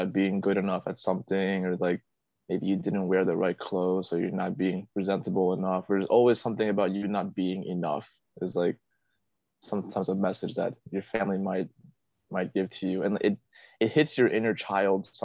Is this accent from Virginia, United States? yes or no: yes; Fairfax County, Virginia, United States; moved away as an adult; also born or lived in Saigon, Vietnam; my hometown, which is Fairfax County, Virginia